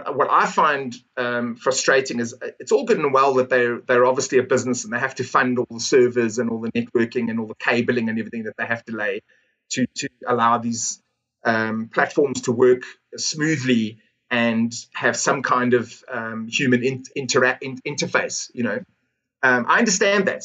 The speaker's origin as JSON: {"language": "English", "country": "South Africa", "said": "I'm South African"}